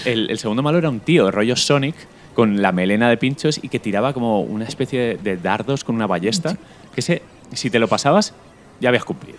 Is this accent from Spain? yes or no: yes; Elda, Valencian Community, Spain; en mi pueblo, en Elda